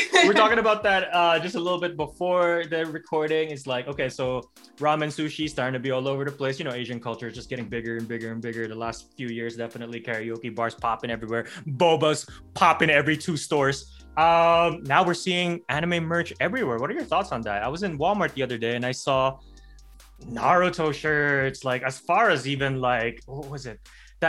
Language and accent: English; Alberta, Canada; so I'm from Alberta, which is like in between like Toronto and Vancouver, and people, a lot of people call it, it's the Texas of Canada.